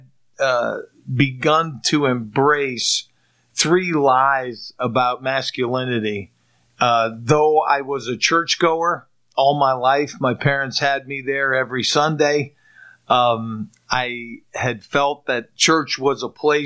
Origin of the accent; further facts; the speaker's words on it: Pittsburgh, Pennsylvania, United States; I grew up in the Pittsburgh area, moved here with my family in 1971